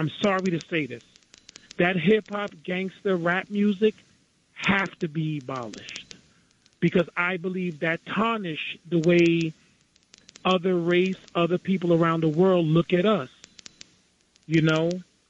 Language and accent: English; New York City, New York, United States; I'm a black man born and raised in Queens.